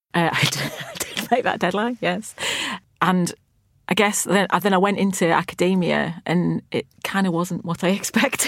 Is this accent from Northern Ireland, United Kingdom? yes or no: no; Lancashire, North West England, United Kingdom; I grew up in Lancashire